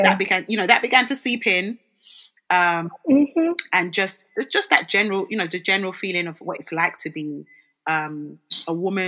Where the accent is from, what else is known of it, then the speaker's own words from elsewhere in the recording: Nigeria; now in London, United Kingdom; I'm from Nigeria.